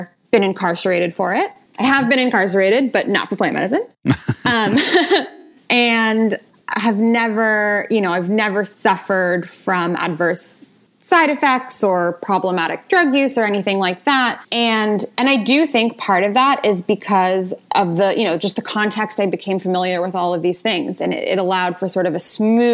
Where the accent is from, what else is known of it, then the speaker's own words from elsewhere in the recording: Marin County, California, United States; I grew up in Marin County, California